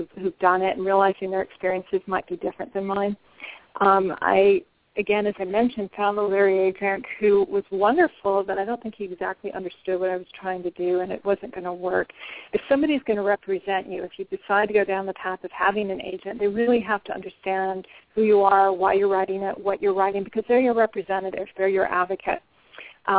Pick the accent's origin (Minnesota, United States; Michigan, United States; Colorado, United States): Colorado, United States; Denver; now in Washington, D.C., United States; my hometown of Denver, Colorado